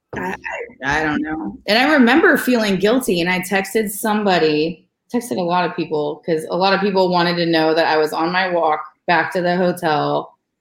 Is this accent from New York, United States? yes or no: no; California, United States; moved away as an adult; I'm from California, so and I'm from a split political family